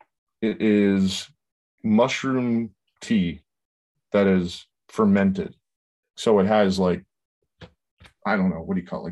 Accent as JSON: {"language": "English", "town": "Atlanta", "region": "Georgia", "country": "United States", "said": "I'm from Atlanta. I'm a hick."}